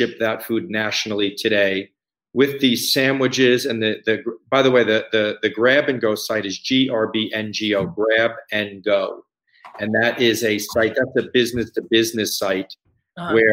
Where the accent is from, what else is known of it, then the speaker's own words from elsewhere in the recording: Scarsdale, New York, United States; moved away as an adult; I grew up in New York. I'm from Westchester, Scarsdale, New York. And I've lived there most of my life. I moved here 15 years ago